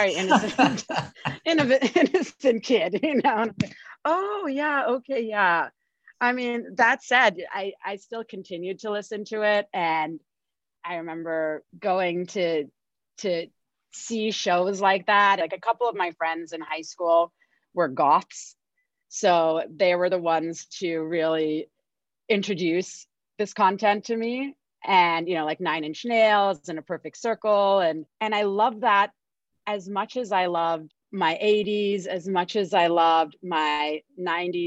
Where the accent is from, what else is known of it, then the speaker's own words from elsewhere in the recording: Singapore; moved away; I grew up in Singapore